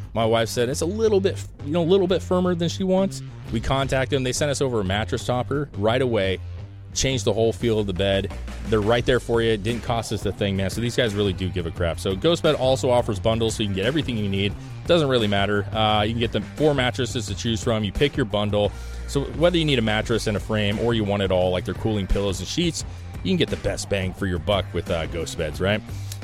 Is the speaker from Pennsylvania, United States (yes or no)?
no; Longview, Washington, United States; Listen, man, I grew up in Longview, Washington. Our team was the Portland Trail Blazers.